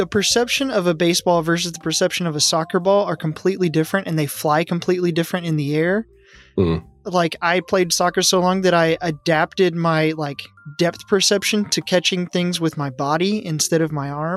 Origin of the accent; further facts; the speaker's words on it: near Rangers Stadium, Texas, United States; I lived within 20, I think it's like 17 miles to Ranger Stadium from where I grew up.